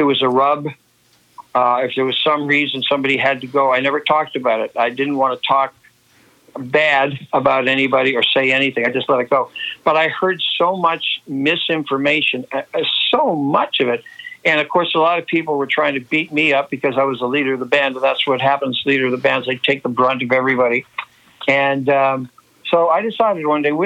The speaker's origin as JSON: {"language": "English", "region": "Nova Scotia", "country": "Canada", "tie": "born or raised there", "said": "my growing up in Nova Scotia"}